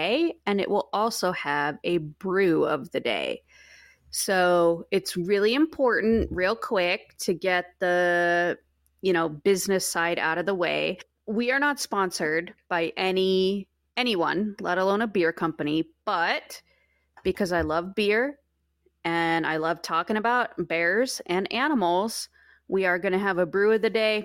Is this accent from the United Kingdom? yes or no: no; Alaska, United States; also born or lived in Utah; now in greater Yellowstone ecosystem, United States; I grew up in Alaska